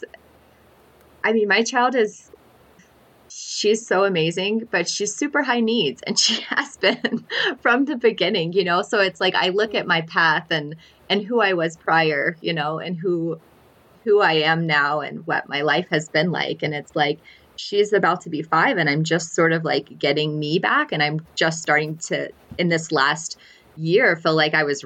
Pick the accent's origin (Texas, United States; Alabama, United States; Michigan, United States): Alabama, United States; also born or lived in northern New Mexico; now in New Mexico, United States; I'm actually from Alabama